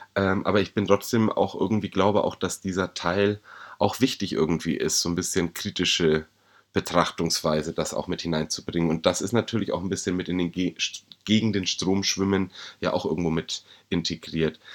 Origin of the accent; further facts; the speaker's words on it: Bavaria, Germany; als Bayer, als Deutscher, als Europäer